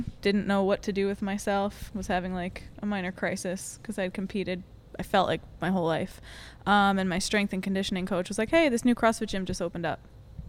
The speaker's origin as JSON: {"language": "English", "town": "Long Island", "region": "New York", "country": "United States", "accent": "Long Island", "said": "I know. I lost my accent. I got made fun of my freshman year of college, and then I guess it never came back."}